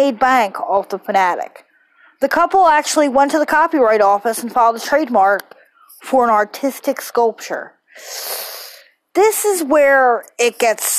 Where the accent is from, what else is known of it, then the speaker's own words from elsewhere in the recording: Philadelphia, Pennsylvania, United States; I was born and raised in Philly